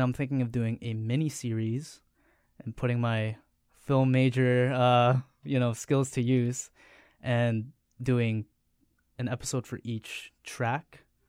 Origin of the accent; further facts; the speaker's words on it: Steinbach, Manitoba, Canada; moved away; I'm originally from Steinbach